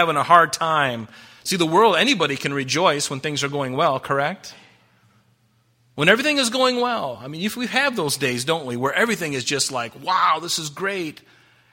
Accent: United States; I'm a Christian first, and I'm an American second

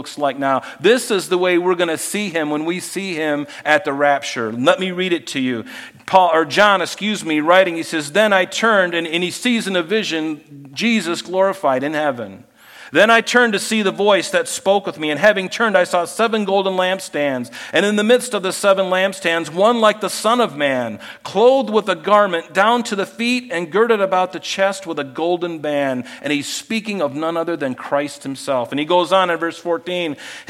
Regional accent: United States; as an American

